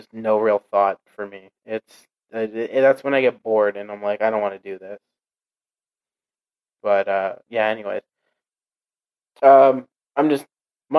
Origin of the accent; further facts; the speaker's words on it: Canada; as a Canadian